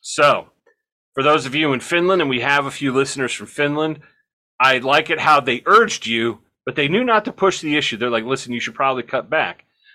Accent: United States; I'm an American.

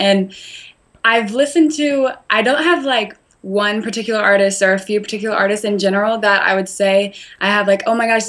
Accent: the South, United States; I am from the South, but I wouldn't declare myself a Southern girl by any means.

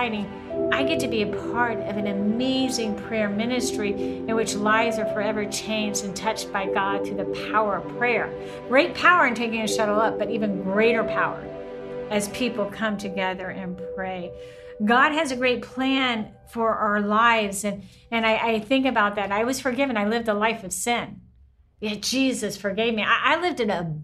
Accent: the South, United States; I grew up in the South

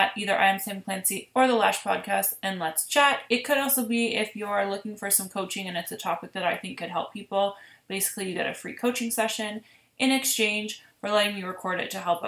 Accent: Ontario, Canada; I am from Ontario

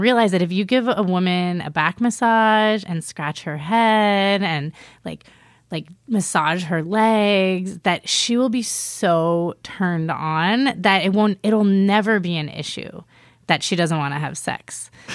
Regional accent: East Coast, United States; moved away; also born or lived in Miami / New York; I'm originally from the East Coast, Miami and New York.

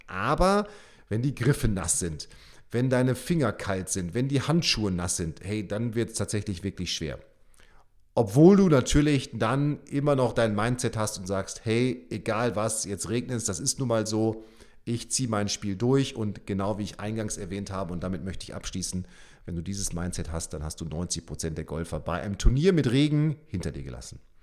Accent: Münster, North Rhine-Westphalia, Germany; now in Bremen, Germany; ich komme ja auch aus Münster, also Münster und Bremen

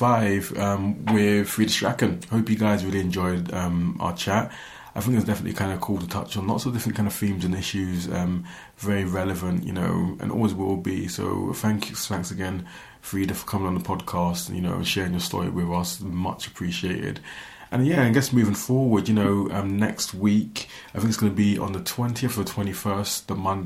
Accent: London, United Kingdom; now in Aberdeen, United Kingdom; I can't be anything else but a London boy

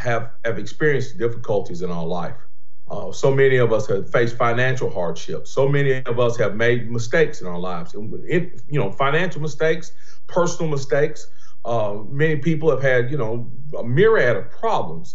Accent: Greensboro, North Carolina, United States; born and raised in Greensboro, North Carolina

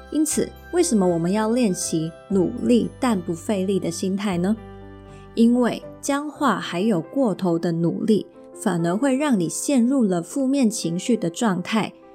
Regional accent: Hong Kong; first language Mandarin; also born or lived in Taiwan; 我从小又是在香港这个地方生活，还有受教育

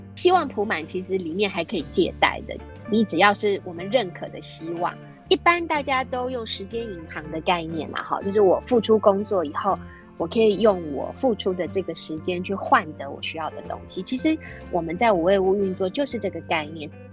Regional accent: Taipei, Taiwan; moved away as an adult; now in Hualien, Taiwan; 我是从天龙国来到后山。因为我自己是台北市出生，牛地区号是一零四，也是非常首都的人

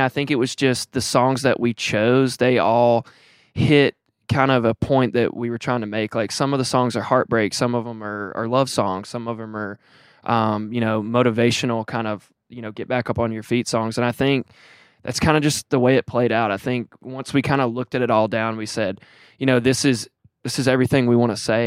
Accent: Tuscaloosa, Alabama, United States; I'm from Tuscaloosa, Alabama

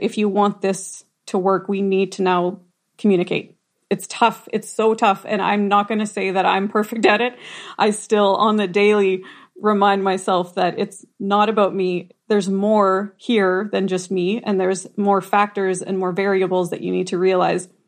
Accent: Rosenort, Manitoba, Canada; born or raised there

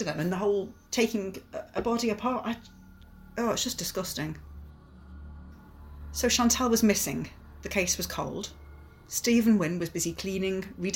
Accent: Wirral, North West England, United Kingdom; It's like a great big sandstone rock, which I remember climbing over it when I was a child. And my children have since climbed all over

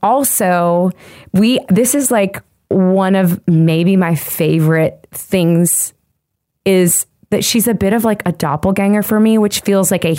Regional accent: Nashville, Tennessee, United States; I am a singer-songwriter here in Nashville, Tennessee. It's my hometown

